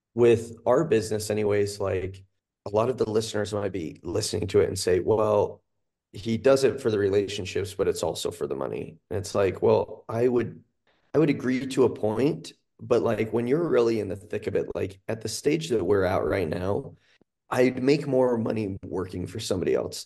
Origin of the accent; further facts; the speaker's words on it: Cache Valley, Utah, United States; moved away as an adult; now in Salt Lake County, United States; I'm from Cache Valley. I grew up on a bison farm up there